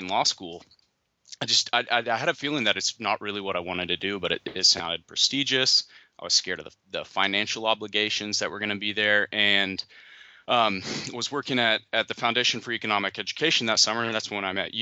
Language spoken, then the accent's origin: English; Oklahoma, United States; moved away as an adult; now in South Carolina, United States; I'm from Oklahoma